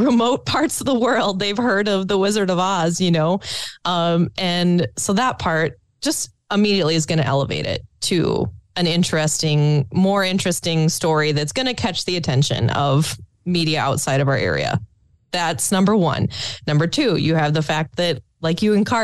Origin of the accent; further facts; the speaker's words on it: Pequot Lakes, Minnesota, United States; I'm from Pequot Lakes